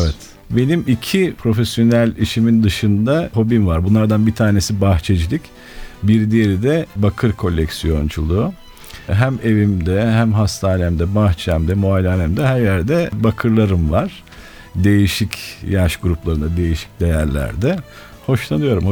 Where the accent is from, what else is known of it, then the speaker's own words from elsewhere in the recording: Ankara, Turkey; Ankara'dan geliyorum. 1966'da yine Ankara'da doğdum.